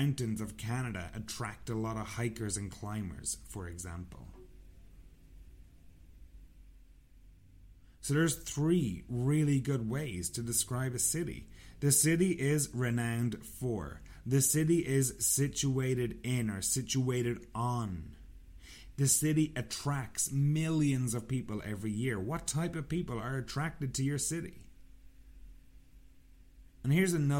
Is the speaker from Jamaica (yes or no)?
no; Sligo, Connacht, Ireland; I'm from a town called Sligo. Sligo is situated in the west of Ireland.